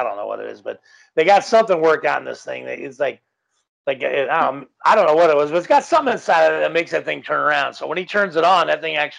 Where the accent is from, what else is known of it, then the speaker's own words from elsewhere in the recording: Los Angeles, California, United States; also born or lived in Woodland Hills; I grew up in Canoga Park.